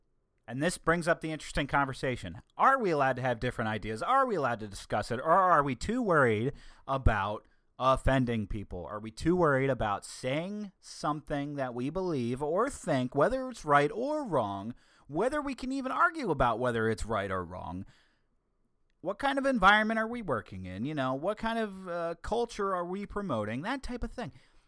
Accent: the South, United States; accent: Southern; See, that brings out my southern accent that's buried deep within myself, and I don't like bringing it out that often.

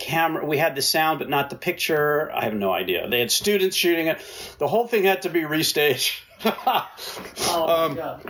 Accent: New York, United States; moved away as an adult; now in Canada; I'm from New York

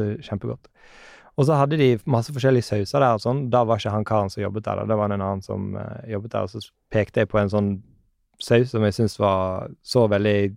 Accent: Bergen, Vestland, Norway; Jeg er fra Bergen

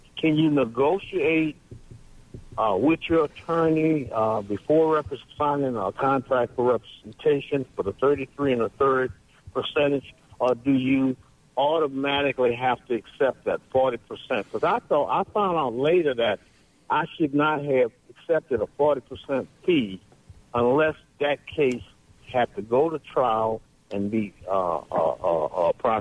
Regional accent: New Orleans, Louisiana, United States; now in Hattiesburg, United States; I'm from Louisiana, from New Orleans, but I've been here in Hattiesburg a while

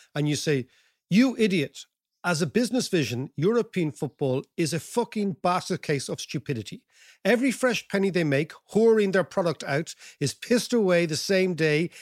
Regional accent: Ireland; being a typical paddy

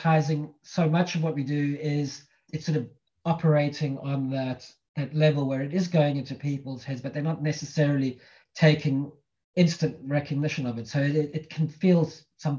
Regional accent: Cape Town, Western Cape, South Africa; moved away as an adult; So I'm originally from South Africa. I was born in Cape Town. I grew up there, spent the first 18 years

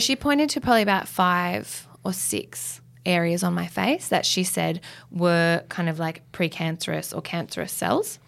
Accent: Australia; I'm an Australian girl and I've grown up here my whole life

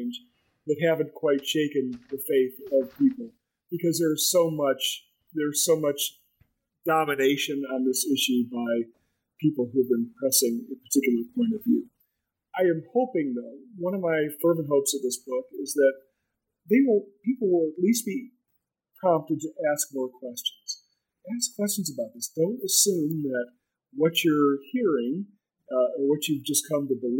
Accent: Michigan, United States; my home state of Michigan

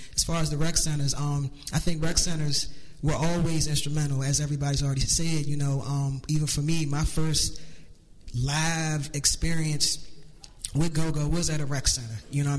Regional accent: outside D.C., Maryland, United States; I didn't grow up in the city like a lot of people. I grew up right outside the city

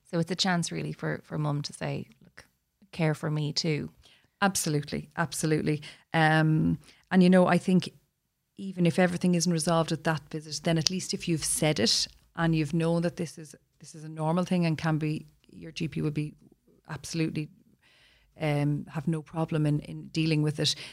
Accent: Ireland; We're Irish

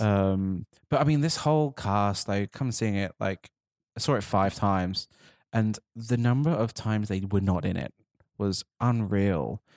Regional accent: United Kingdom; as a Brit sitting here right now

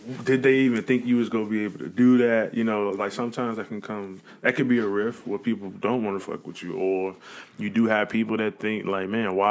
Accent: Chicago, Illinois, United States; moved away; I'm from Chicago, but I didn't realize the South Side was a bad place until I left the South Side of Chicago

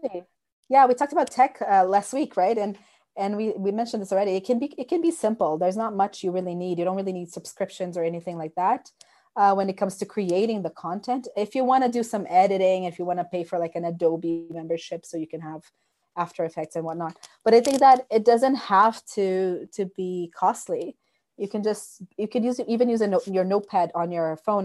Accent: Brazil; moved away as an adult; now in Canada; I was born in Brazil, but when I moved to Canada, I was already a teacher

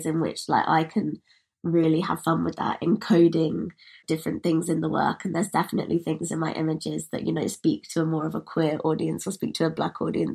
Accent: United Kingdom; I'm British

